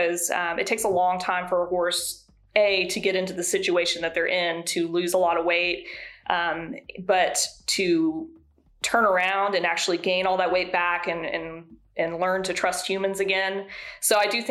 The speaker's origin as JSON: {"language": "English", "region": "the South", "country": "United States", "said": "I'm from the South"}